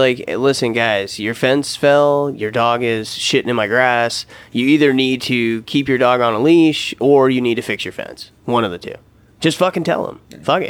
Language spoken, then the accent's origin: English; United States; I'm goddamn American.